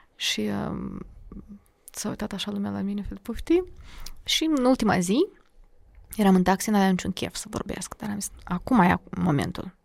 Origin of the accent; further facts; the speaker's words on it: Chișinău, Moldova; Eu sunt din Chișinău, uh, mama e de la nord, Iedineț, Gordinești, și tata e din Lozova, Strășeni. Dar eu mă consider de la nord